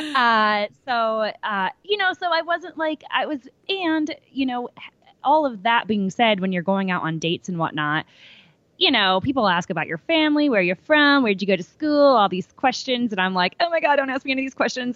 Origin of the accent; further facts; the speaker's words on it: New York, United States; I'm from New York